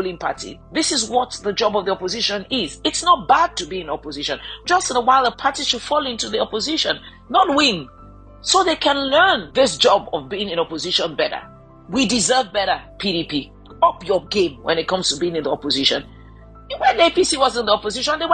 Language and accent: English; Nigeria; I'm a Nigerian